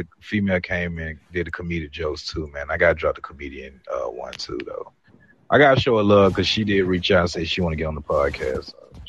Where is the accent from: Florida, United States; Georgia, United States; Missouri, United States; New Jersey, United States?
Georgia, United States; Atlanta; I'm from Atlanta. Me and Biz came from Atlanta, Georgia.